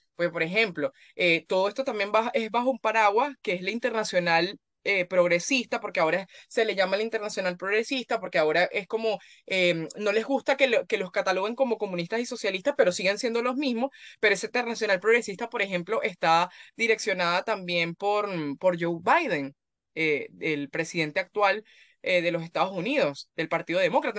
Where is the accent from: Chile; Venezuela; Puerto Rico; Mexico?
Venezuela; como, como venezolanos y como latinoamericanos